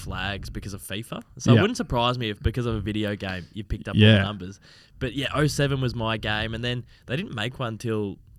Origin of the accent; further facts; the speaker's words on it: Geelong, Victoria, Australia; moved away as an adult; I loved growing up in Geelong.